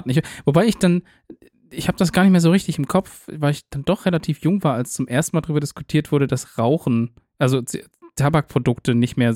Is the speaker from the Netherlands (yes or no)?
yes; Netherlands; moved away; Mich als, als Niederländer.